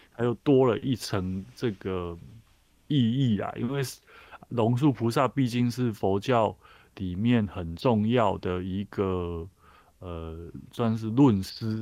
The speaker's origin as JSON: {"language": "Chinese", "region": "Taichung", "country": "Taiwan", "tie": "born or raised there", "said": "就住在那个台中的南区"}